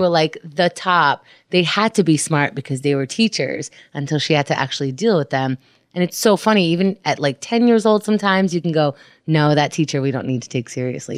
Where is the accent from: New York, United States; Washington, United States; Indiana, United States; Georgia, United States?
New York, United States; New York City; I grew up in Queens